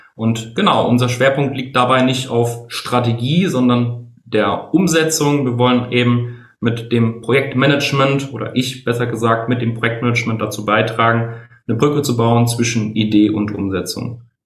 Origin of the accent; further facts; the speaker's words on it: Bingen am Rhein, Rhineland-Palatinate, Germany; now in Mainz, Germany; Ich komme gebürtig aus Spingen am Rhein, wohne aktuell in Mainz